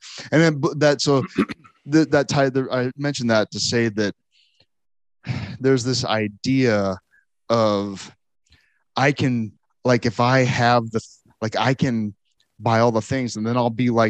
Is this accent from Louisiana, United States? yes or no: no; Nebraska, United States; I'm from Nebraska.